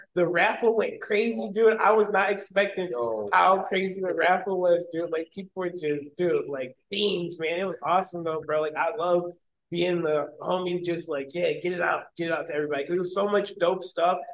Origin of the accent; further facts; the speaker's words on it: Westland, Michigan, United States; Westland is where I'm primarily from